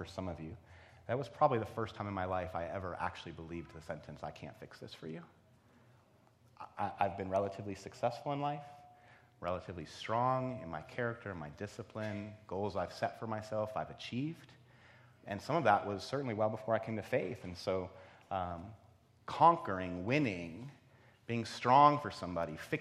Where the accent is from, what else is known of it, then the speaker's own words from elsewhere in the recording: East Coast, United States; moved away as an adult; also born or lived in Ohio; I grew up on the East Coast.